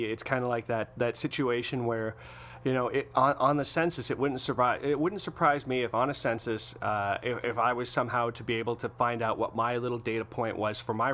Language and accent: English; Canada; I'm from Canada